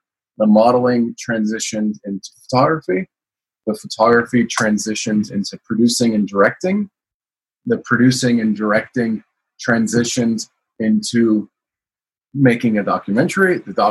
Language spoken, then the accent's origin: English; Milan, Lombardy, Italy; also born or lived in United States; I always say I was born in the United States, but I grew up in Milan, Italy